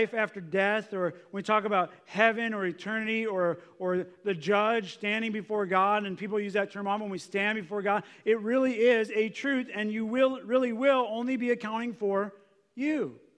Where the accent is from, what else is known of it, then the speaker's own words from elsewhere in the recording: United States; We grew up in America. Our parents were kind of good. They took us to church